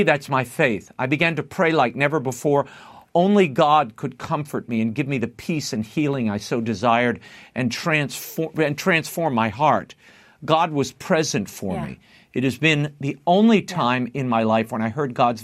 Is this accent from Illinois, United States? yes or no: no; New Orleans, Louisiana, United States; I grew up in New Orleans